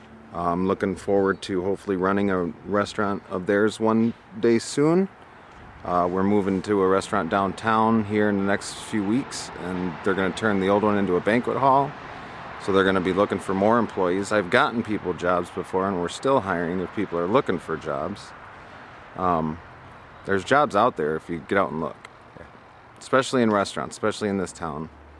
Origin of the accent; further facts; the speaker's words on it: Midland, Michigan, United States; moved away as an adult; I come from Midland, Michigan, a wealthy town where Dow Chemical is